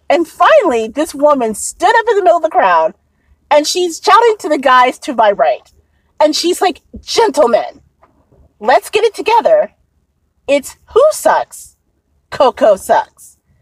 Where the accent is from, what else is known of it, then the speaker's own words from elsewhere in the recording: Indianapolis, Indiana, United States; now in Chicago, United States; I'm originally from Indianapolis, Indiana